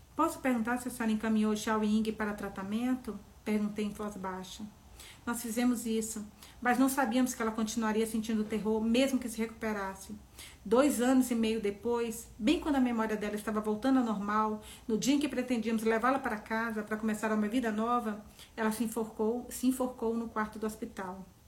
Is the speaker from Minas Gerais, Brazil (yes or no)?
yes; Serra dos Aimorés, Minas Gerais, Brazil; now in São Paulo, Brazil; minha cidade, Serra dos Zamorés, onde eu, Serra dos Zamorés, onde eu nasci.